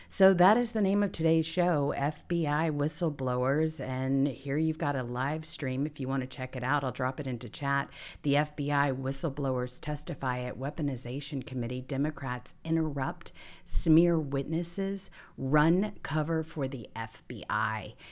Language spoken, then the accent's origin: English; the South, United States; We're both from the South